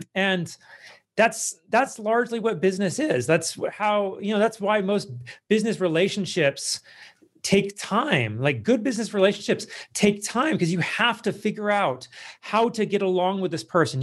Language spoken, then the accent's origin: English; United States; that's not how I was raised, like, as an American